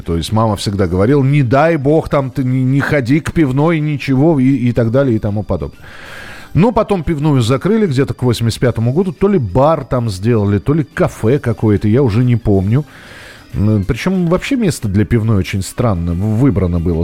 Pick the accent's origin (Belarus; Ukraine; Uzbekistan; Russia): Russia; Moscow; родной для себя, м, Бескудниковский бульвар, там, где я вырос, в Москве.